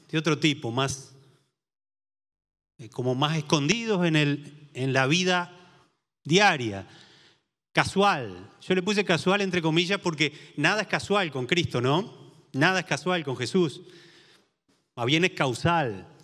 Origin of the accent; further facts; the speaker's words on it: San José, Uruguay; cuando vine de San José Este y, mis hijas iban a la escuela